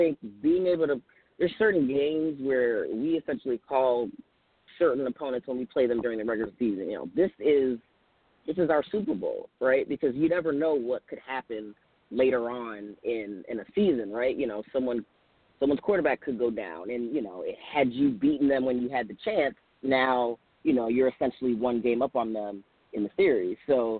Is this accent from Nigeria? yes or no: yes; Nigeria; born there; I had dual citizenship. I was born in Nigeria. So I got to play for Nigeria in the FIBA World Games